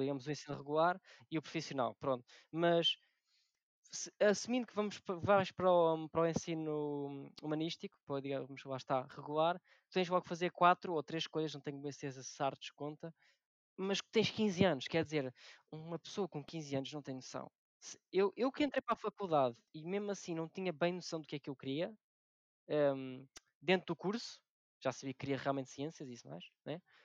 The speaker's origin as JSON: {"language": "Portuguese", "town": "Alcoentre", "region": "Lisbon", "country": "Portugal", "moved": "as an adult", "lives_now": "Monte da Caparica, Portugal", "said": "sou de Alcoentre, que é uma pequena vila que deveria ser uma aldeia no distrito de Lisboa"}